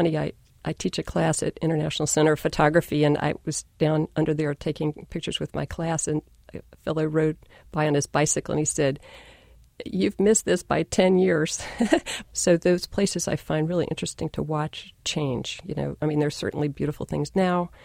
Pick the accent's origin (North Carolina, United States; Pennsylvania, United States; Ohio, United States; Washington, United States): North Carolina, United States; now in New York, United States; I grew up in North Carolina